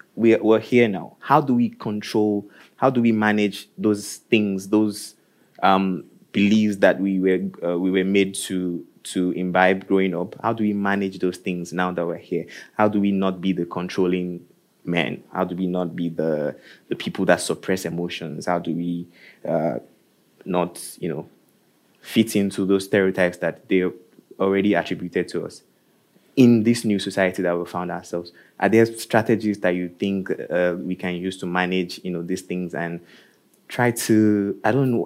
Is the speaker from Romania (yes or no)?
no; Nigeria; moved away as an adult; now in Norway; I am from Nigeria also, and I think I moved here around the same time that you did